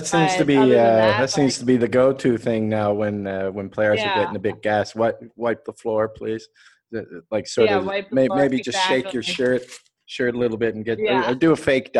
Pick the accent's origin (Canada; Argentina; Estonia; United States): Canada; now in Dubai, United Arab Emirates; I live in Dubai. I'm Canadian, but living here.